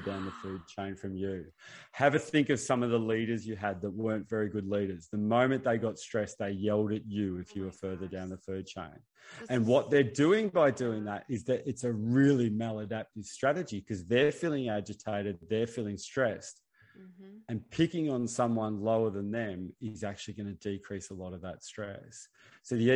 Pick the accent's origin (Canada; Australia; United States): Australia; I'm Australian.